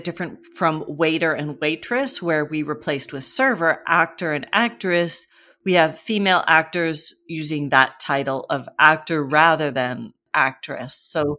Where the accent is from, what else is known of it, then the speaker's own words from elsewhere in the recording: Canada; I had grown up with bartender growing up in Canada and never even thought about it.